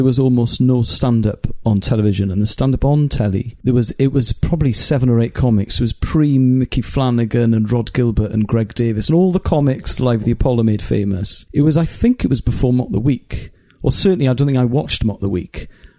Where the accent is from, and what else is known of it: Wales, United Kingdom; first language Welsh; English is a second language; also born or lived in Cardiff